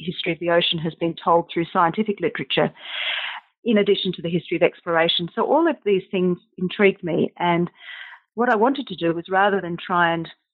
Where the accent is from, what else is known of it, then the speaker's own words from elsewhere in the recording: South Australia, Australia; growing up in South Australia